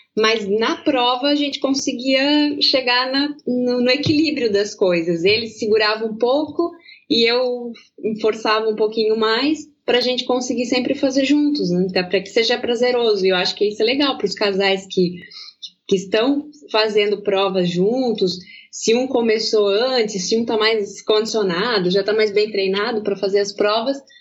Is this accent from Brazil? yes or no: yes; Pomerode/Blumenau region, Santa Catarina, Brazil; accent: German-accented (Pomerode/Blumenau); Eu, eu falo um pouco alemão aqui, aqui da região de Pomerode, de Blumenau, em aqui a gente mistura um pouco o português